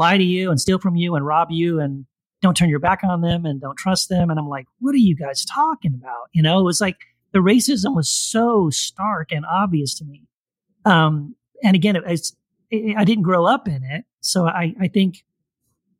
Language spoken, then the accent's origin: English; Texas border towns, United States; also born or lived in Tennessee; I was born in Tennessee. And we moved away from Tennessee, my mom and dad and I, when I was like in second grade, and we moved to Texas, and we lived on the border, like border towns in Texas. And that's mostly where I grew up